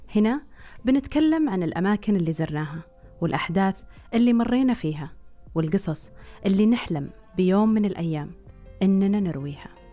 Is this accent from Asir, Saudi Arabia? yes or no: no; Riyadh, Riyadh Province, Saudi Arabia; إني انولدت وعشت في الرياض